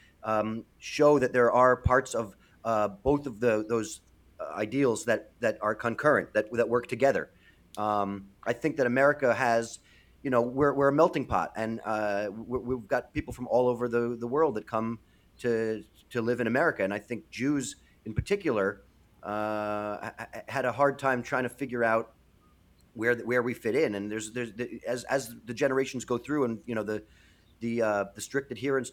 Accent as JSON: {"language": "English", "region": "New York", "country": "United States", "said": "as a New Yorker"}